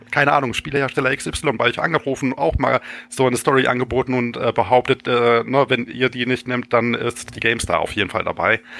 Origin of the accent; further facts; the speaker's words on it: Finland; Als Finne würde ich aber behaupten, dass ich trinkfester